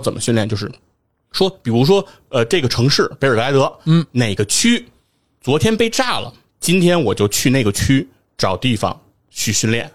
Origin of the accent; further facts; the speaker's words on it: China; 我们中国人